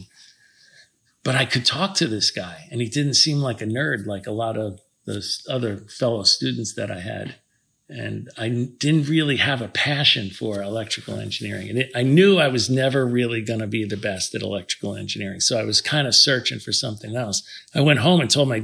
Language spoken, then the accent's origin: English; New Jersey, United States; also born or lived in Washington Heights, New York City; The upper part of Manhattan, yeah. And then I grew up in New Jersey after